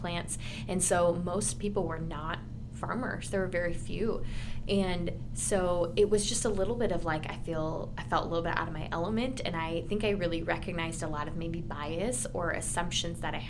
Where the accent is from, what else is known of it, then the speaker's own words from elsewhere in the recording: Owatonna, Minnesota, United States; now in Nebraska, United States; my hometown, I'm from Minnesota originally